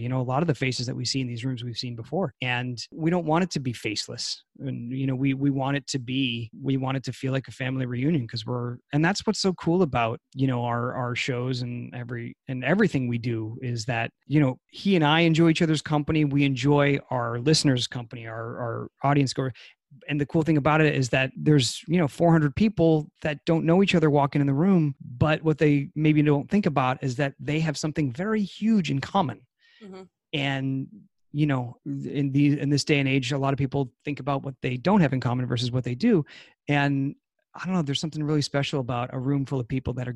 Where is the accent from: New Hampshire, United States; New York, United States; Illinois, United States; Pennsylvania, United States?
New Hampshire, United States; now in California, United States; I'm from New Hampshire